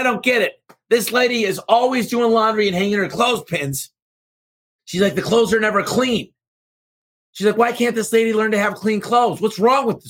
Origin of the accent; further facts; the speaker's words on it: Michigan, United States; moved away; Michigan from my hometown